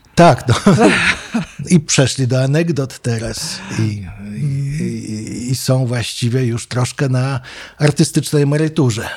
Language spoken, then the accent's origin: Polish; Wrocław, Lower Silesian Voivodeship, Poland; moved away as an adult; also born or lived in New York; now in Warsaw, Poland; Przy samym rynku się mhm urodziłem, wychowałem i chodziłem do podstawówek